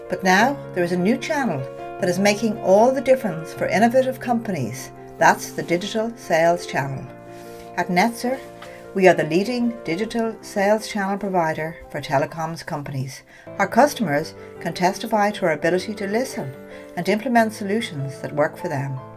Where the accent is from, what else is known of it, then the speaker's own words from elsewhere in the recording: United Kingdom; I grew up trilingual um, and finished my schooling in the UK. Um, I would say culturally, I'm British